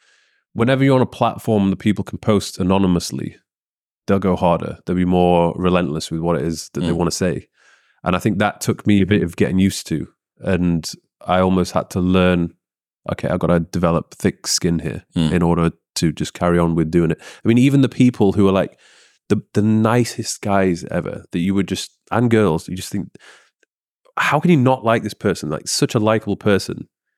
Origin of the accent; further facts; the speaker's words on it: Leeds, Yorkshire and the Humber, United Kingdom; Leeds, yeah.